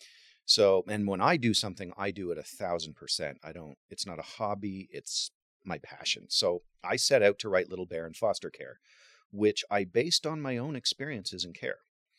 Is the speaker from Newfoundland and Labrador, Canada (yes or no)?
no; Waterloo, Ontario, Canada; also born or lived in Cambridge, Ontario; now in St. Marys, Canada; I was raised in Waterloo. Both my adoptive parents are anthropology professors. They've both since retired, but we were raised in Waterloo near the universities.